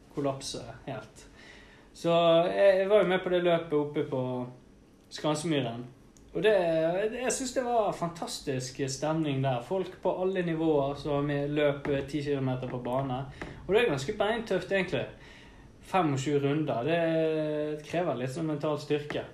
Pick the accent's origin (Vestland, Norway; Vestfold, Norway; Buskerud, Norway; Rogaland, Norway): Vestland, Norway; Bergen; vi er jo fra Bergen